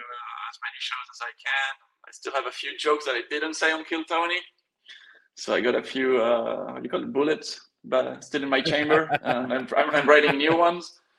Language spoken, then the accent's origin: English; Belgium; also born or lived in Spain; I was born in Spain. Grew up in Spain a little bit, then moved to Belgium